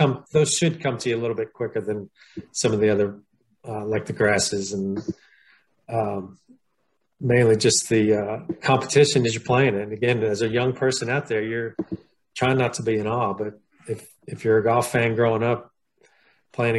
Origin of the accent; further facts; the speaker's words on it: Pennsylvania, United States; also born or lived in Austin, Texas; now in Shreveport, United States; growing up in Pennsylvania